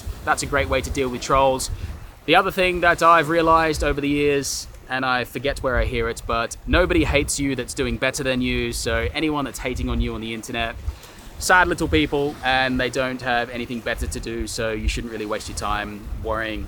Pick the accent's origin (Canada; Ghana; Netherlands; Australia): Australia; moved away as an adult; now in London, United Kingdom; I'm Australian, so I live there obviously